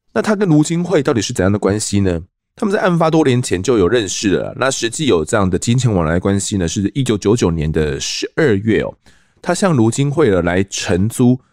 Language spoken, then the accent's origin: Chinese; Kaohsiung, Taiwan; 我的故乡高雄哦，其实我也是高雄人